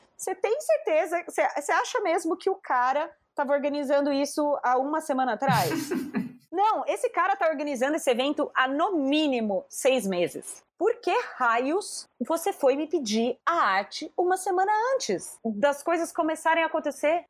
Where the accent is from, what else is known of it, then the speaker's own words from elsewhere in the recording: Brazil; eu não sou tipo brasileira vira-lata